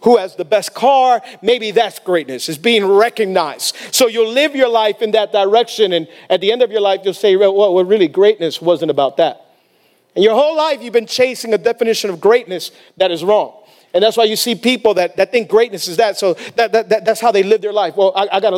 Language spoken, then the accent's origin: English; Miami, Florida, United States; A lot of us, we grew up in Miami